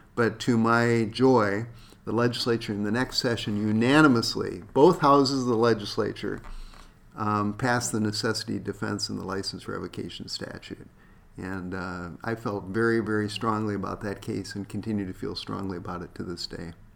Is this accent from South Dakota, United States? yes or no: yes; South Dakota, United States; now in Minnesota, United States; growing up in South Dakota